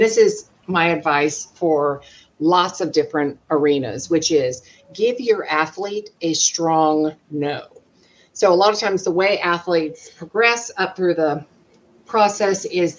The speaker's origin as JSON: {"language": "English", "town": "Jacksonville", "region": "Florida", "country": "United States", "said": "I'm from Jacksonville, Florida"}